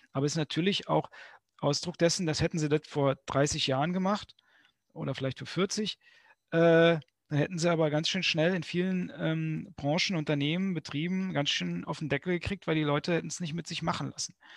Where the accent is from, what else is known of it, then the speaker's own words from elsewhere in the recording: Berlin, Germany; bei uns in Berlin